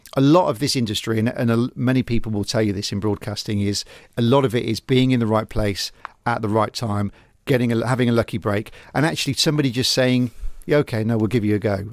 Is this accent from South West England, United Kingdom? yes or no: yes; Gloucester, South West England, United Kingdom; I'm a Gloucester boy born and bred